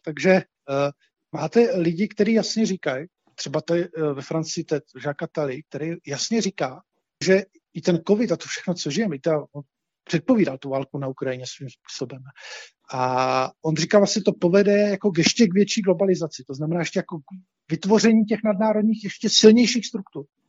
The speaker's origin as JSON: {"language": "Czech", "country": "Czechia", "said": "my Češi"}